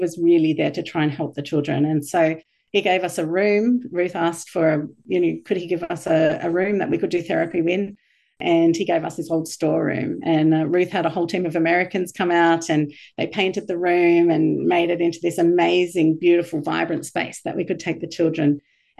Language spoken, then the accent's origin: English; Bethlehem, West Bank, Palestine; So being a minority Christian growing up in Palestine, you know, in Bethlehem, in the place where Jesus was born.